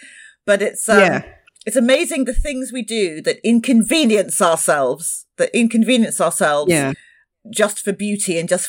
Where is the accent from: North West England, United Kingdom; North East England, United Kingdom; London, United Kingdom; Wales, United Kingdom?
London, United Kingdom; moved away; I didn't grow up in the Caribbean. I was born in London and I grew up in London, but my parents are from the Caribbean.